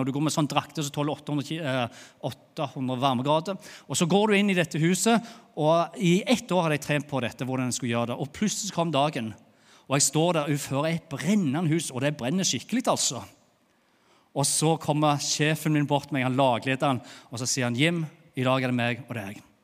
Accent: Bryne, Rogaland, Norway; accent: Jærsk; moved away as an adult; now in Lyngdal, Norway; jeg er jo fra Bryne, har bodd i Lyngdal i åtte åtte år. Tenk, åtte år her i Lyngdal, og så snakker jeg ennå jærsk.

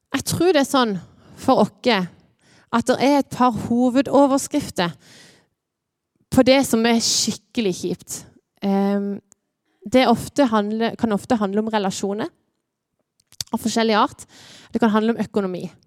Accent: Lyngdal, Agder, Norway; Jeg er her fra Lyngdal.

